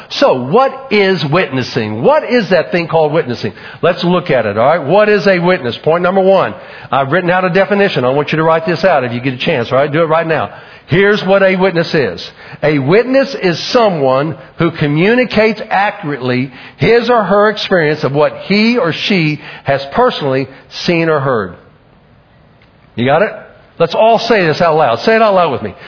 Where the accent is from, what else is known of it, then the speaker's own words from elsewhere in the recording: Oklahoma City, Oklahoma, United States; growing up in Oklahoma City